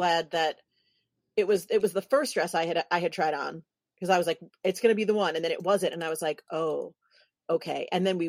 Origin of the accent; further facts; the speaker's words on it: New York City, New York, United States; moved away; I'm from New York City originally